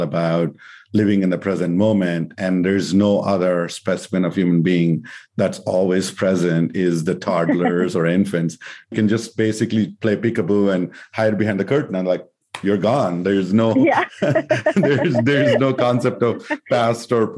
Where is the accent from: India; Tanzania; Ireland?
India; moved away as an adult; I grew up in India and came to do my master's here